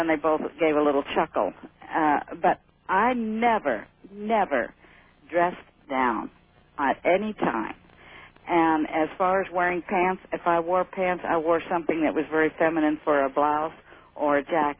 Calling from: Pahrump, Nevada, United States; also born or lived in Honolulu

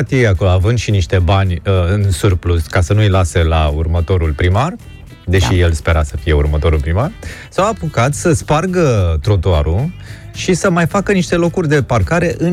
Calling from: Bucharest, Romania; Neața, Laurențiu, sunt din București.

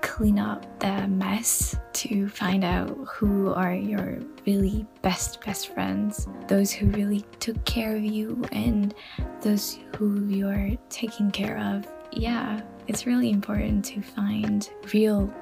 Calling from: France; I'm calling from France.

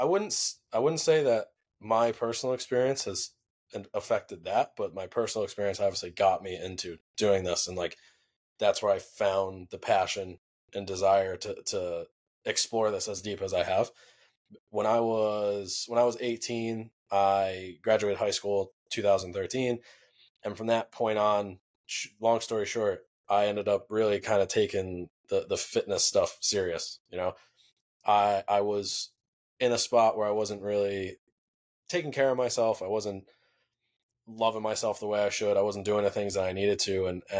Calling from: New York, United States; right now I'm in New York and just hanging out with the family, ending the holidays

